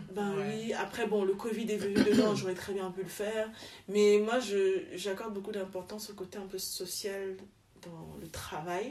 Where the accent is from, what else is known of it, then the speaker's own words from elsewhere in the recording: Douala, Littoral, Cameroon; moved away as an adult; also born or lived in Yaoundé / France / Zaventem, Belgium; now in Belgium; je suis camerounaise de Douala, où je suis, donc je suis née à Yaoundé, mais j'ai grandi à Douala